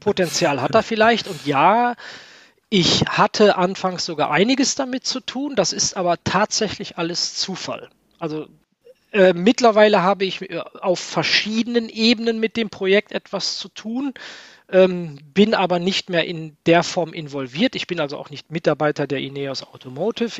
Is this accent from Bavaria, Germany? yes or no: no; Niederkassel, North Rhine-Westphalia, Germany; also born or lived in Cologne; In der Tat bin ich nicht in Niederkassel geboren, sondern in Köln. Ähm, ich bin der einzige Kölner in meiner Familie. Ich habe es immer ein bisschen schwer gehabt. Die, die anderen sind alle Berliner. Ähm, aber wir sind, als ich ein Jahr alt war, nach Niederkassel rausgezogen und da habe ich bis zu meinem ja, knapp 15. Lebensjahr verbracht